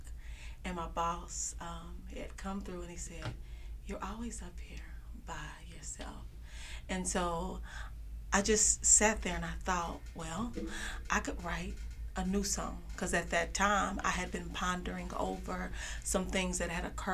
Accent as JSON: {"language": "English", "town": "Kansas City", "region": "Kansas", "country": "United States", "moved": "yes", "lives_now": "Grand Prairie, United States", "said": "I'm from Kansas City, Kansas."}